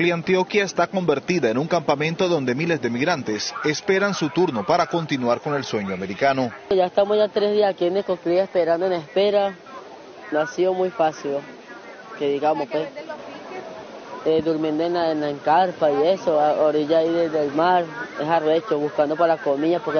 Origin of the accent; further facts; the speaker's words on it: Valencia, Carabobo, Venezuela; Salimos de Venezuela, de la parte de Valencia, con el sueño de buscar una mejor vida, ¿me entiendes?